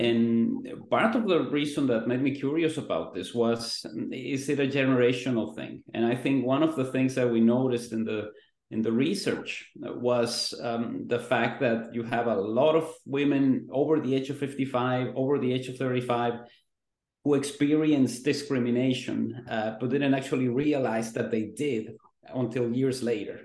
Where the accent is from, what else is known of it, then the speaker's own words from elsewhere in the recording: Mexico; now in Vancouver, Canada; I grew up in Mexico